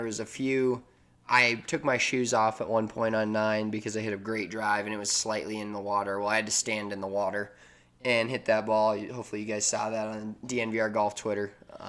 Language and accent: English; Denver, Colorado, United States; we're both from Denver.